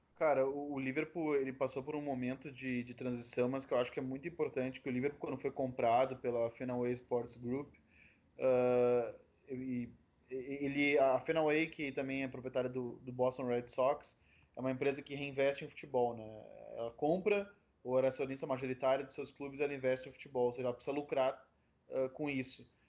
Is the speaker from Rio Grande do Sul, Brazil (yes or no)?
yes; Porto Alegre, Rio Grande do Sul, Brazil; eu sou de Porto Alegre, eu vim numa terra que valoriza muito o clássico